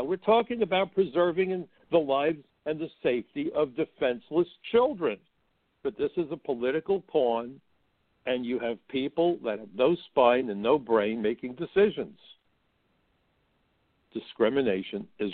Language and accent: English; the North, United States; I'm from the North.